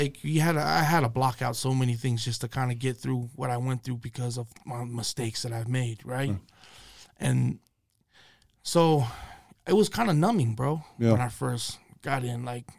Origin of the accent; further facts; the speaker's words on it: West Valley City, Utah, United States; We're from West Valley City, Utah.